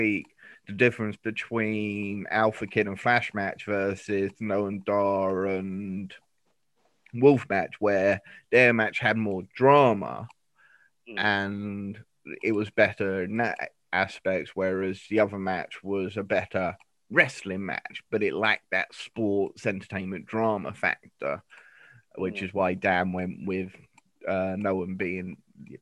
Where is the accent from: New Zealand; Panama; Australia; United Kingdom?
United Kingdom; as I am British, I am Great British